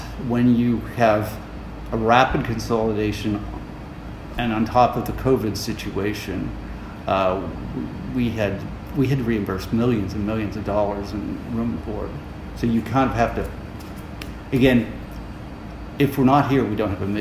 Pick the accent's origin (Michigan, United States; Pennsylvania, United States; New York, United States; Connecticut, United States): Pennsylvania, United States; Erie; I'm here to stay in Erie. Erie's my hometown